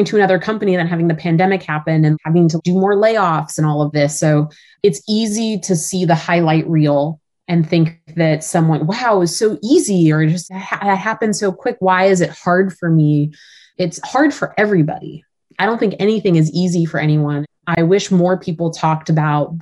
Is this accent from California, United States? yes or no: yes; California, United States; Growing up in California, I love the ocean